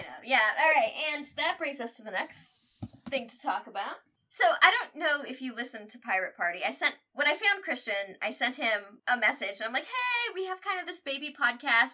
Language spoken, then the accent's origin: English; Midwest, United States; We're from the Midwest